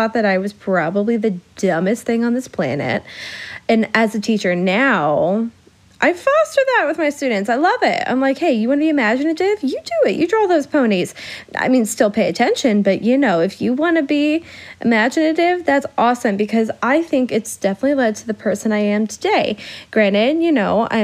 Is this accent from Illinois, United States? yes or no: yes; Illinois, United States; accent: Midwest; I'm from Illinois. My Midwest accent is going to pop out at times